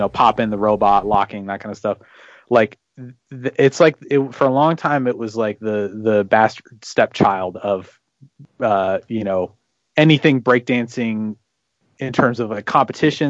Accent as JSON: {"language": "English", "town": "Beaverton", "region": "Oregon", "country": "United States", "tie": "born or raised there", "said": "my hometown of Beaverton, mm-hmm. Oregon"}